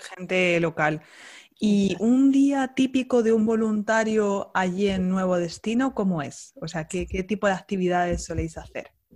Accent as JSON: {"language": "Spanish", "region": "Castilla-La Mancha", "country": "Spain", "said": "Una manchega como yo"}